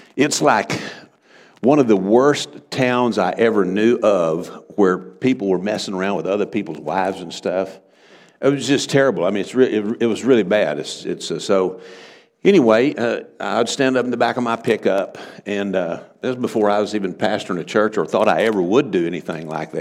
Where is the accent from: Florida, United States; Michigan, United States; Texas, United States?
Texas, United States; Texas Panhandle, United States; moved away as an adult; now in Oklahoma, United States; I'm from the Texas Panhandle. That's why I talk so funny.